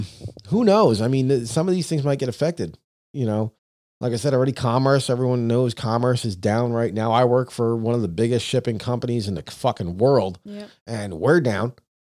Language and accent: English; New York, United States; we're from New York, so it dusted.